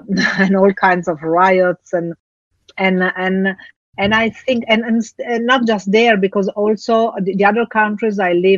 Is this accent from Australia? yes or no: no; Italy; also born or lived in Africa; Actually, I grew up between Africa and Italy. So two different, completely different cultures, completely different environments.